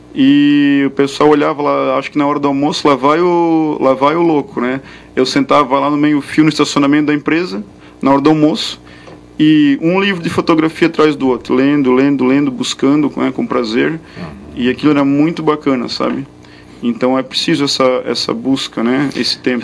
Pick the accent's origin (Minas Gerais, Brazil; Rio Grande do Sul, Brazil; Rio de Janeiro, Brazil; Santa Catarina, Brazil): Santa Catarina, Brazil; Indaial; eu sou de Indaial